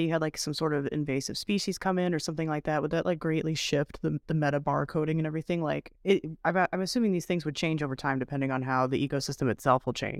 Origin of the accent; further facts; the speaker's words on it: New Jersey, United States; I'm from New Jersey.